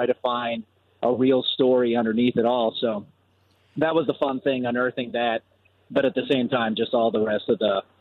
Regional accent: Puerto Rico; I was born in Puerto Rico

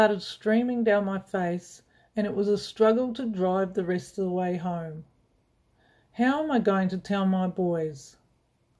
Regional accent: New Zealand; I grew up in New Zealand

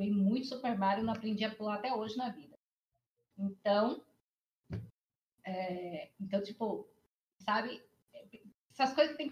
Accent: Salvador, Bahia, Brazil; also born or lived in Porto Seguro, Brazil; now in São Paulo, Brazil; Eu sou nascida em Salvador, criada uma parte em São Paulo, a outra parte em Salvador morei em Porto Seguro, voltei para Salvador

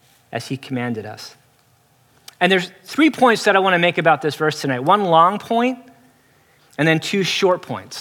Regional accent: San Diego, California, United States; moved away as an adult; now in New York City, United States; San Diego

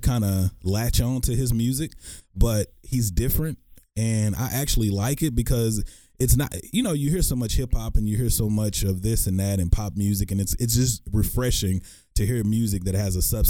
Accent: Texarkana, Texas, United States; I grew up in Texarkana. It's East Texas

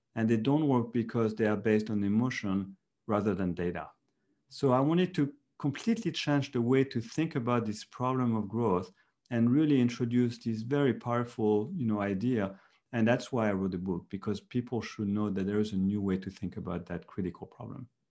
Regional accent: France; moved away as an adult; now in Silicon Valley, United States; I'm from Europe, from France.

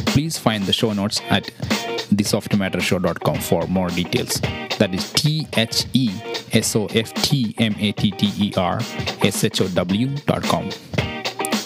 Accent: Malayalam-speaking region, Kerala, India; first language Malayalam; English is a second language; moved away; my mother tongue is Malayalam. So I started my schooling in Malayalam until my 10th standard

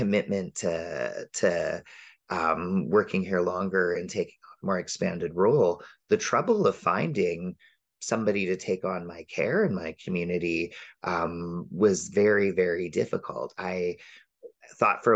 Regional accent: Windsor, Ontario, Canada; now in Vancouver Island, Canada; grew up close to you in Windsor, right across from the border. And as a Canadian

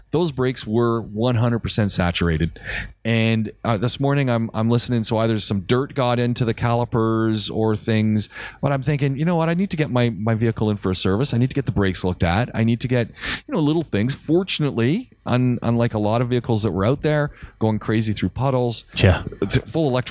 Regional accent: Canada; moved away; I come from North America. I come from Canada. I've driven in snow

